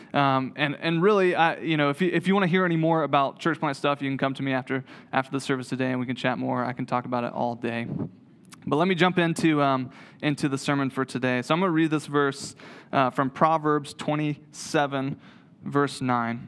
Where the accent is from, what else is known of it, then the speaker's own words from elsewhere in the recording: Waynesville, North Carolina, United States; moved away as an adult; also born or lived in Greensboro, North Carolina; grew up in Waynesville